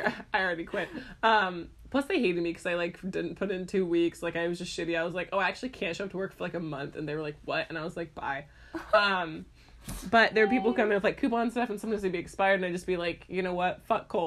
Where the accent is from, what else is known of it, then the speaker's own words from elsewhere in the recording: Ireland; I'm from Ireland.